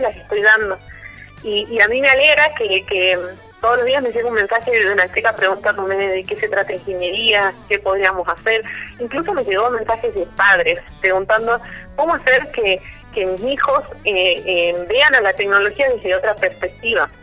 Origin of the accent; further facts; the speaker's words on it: La Quiaca, Jujuy, Argentina; now in Tucumán, Argentina; cuando estábamos en La Quiaca, que es el lugar donde nací, de hecho yo soy de La Quiaca